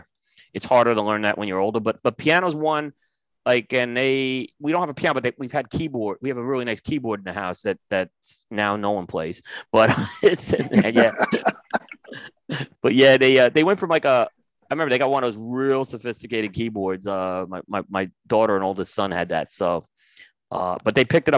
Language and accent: English; New York, United States; growing up in New York